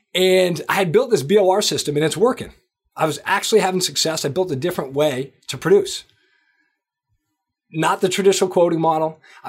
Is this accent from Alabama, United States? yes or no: no; Manchester, New Hampshire, United States; moved away as an adult; also born or lived in Boston; Manchester, New Hampshire. That's where I grew up. I grew up in New Hampshire. And basically, you know, went to high school there, college, the whole deal. Lived in Boston after.